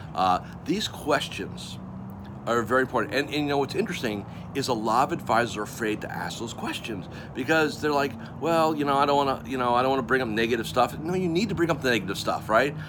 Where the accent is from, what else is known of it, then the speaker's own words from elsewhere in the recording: Melbourne, Florida, United States; I'm coming to you from my hometown of Melbourne, Florida